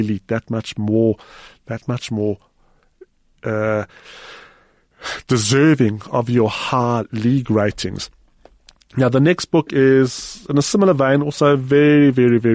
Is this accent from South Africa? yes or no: yes; South Africa; as a South African reader